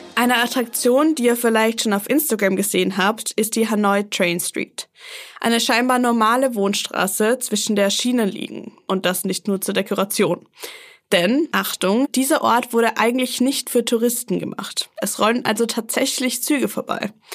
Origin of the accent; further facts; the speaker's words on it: Berlin, Germany; bei uns in Berlin